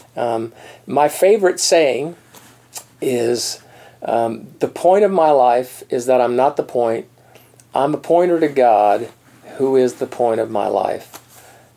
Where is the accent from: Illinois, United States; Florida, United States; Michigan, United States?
Florida, United States; East Coast of; moved away; also born or lived in Colorado; I'm from the East Coast.